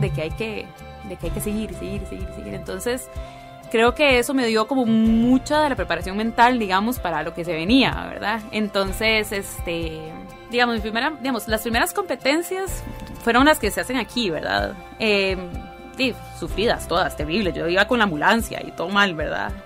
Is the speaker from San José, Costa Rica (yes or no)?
yes; San José, Costa Rica; nací en San José, de familia de migrantes